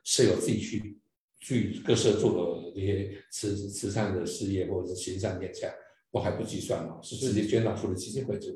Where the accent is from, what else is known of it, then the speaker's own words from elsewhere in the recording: Taiwan; 对我们台湾而言